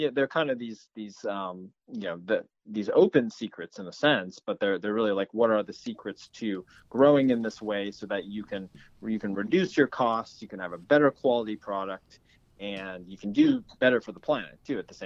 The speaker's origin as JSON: {"language": "English", "area": "New England", "region": "Maine", "country": "United States", "tie": "born or raised there", "said": "I grew up in New England in Maine, in kind of a rural area."}